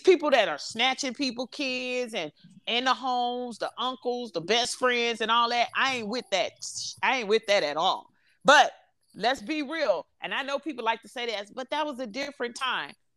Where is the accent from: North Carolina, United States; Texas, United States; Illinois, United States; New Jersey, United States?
Illinois, United States; Chicago; I'm from Chicago, so ain't nothing too hot but them bullets.